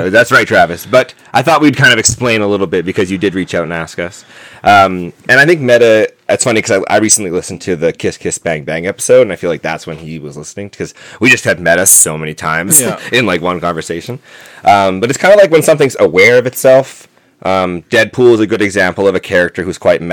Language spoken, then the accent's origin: English; Canada; We are from Canada